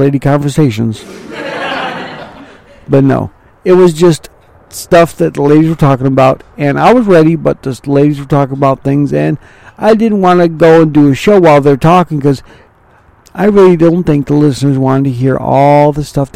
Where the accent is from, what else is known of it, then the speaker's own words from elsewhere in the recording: Mount Clemens, Michigan, United States; also born or lived in Ravenna, Ohio; I was born in Mount Clemens, Michigan